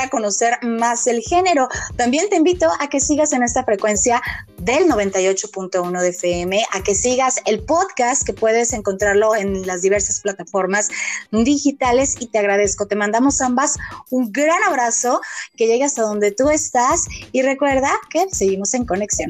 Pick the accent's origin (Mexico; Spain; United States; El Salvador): Mexico; nuestra tradición como mexicanos